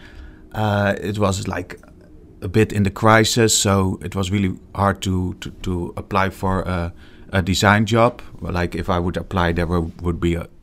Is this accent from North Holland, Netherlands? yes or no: no; Rotterdam, South Holland, Netherlands; I'm 34, born and raised in Rotterdam.